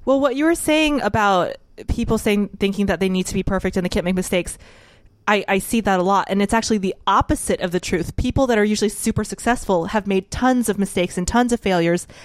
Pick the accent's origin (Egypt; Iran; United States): United States; New Orleans, Louisiana; moved away; I grew up in New Orleans